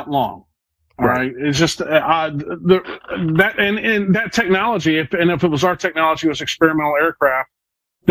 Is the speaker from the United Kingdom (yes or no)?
no; West Virginia, United States; Now, I come from West Virginia